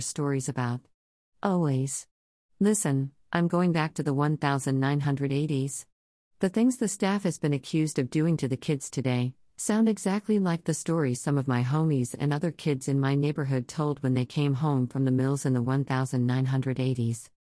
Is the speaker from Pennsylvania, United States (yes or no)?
yes; Philadelphia, Pennsylvania, United States; As a Philadelphia native growing up in Philly